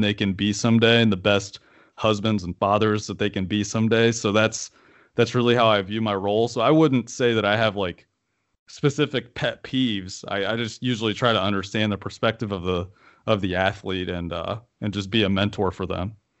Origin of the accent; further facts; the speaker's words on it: Marietta, Ohio, United States; growing up in Marietta, you know, that's two hours and like 45 minutes away from Cleveland